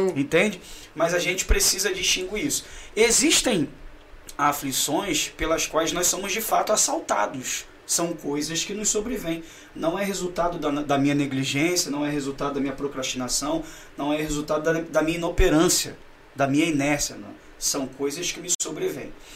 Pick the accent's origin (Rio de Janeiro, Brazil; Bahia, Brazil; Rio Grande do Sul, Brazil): Rio de Janeiro, Brazil; Nasci aqui no Rio. Não sou carioca da gema